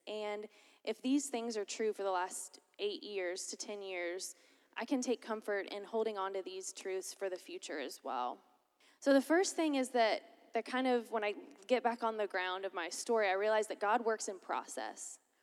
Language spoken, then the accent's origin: English; Lakeland, Florida, United States; moved away as an adult; I'm originally from Lakeland, Florida